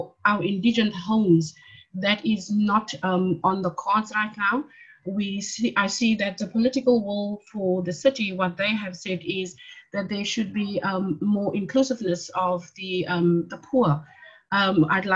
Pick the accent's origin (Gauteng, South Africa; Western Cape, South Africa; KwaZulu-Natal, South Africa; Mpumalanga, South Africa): Western Cape, South Africa; Cape Town; I'm from Mitchell's Plain